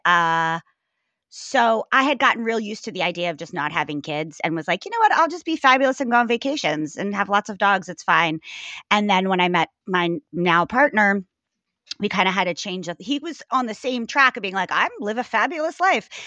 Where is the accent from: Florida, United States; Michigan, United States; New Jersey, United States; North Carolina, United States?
New Jersey, United States; moved away as an adult; also born or lived in Maryland / New York; I was born in Maryland, raised in New Jersey.